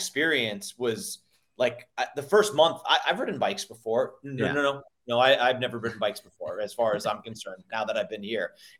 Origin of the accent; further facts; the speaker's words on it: Northeast, United States; I grew up in the Northeast